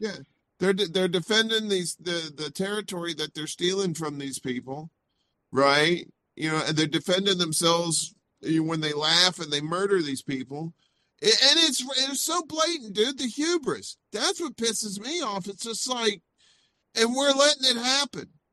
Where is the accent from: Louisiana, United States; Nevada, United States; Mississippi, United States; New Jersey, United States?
Mississippi, United States; also born or lived in Chicago, Illinois; now in Brooklyn, New York, United States; I, I grew up in Mississippi, uh, very poor.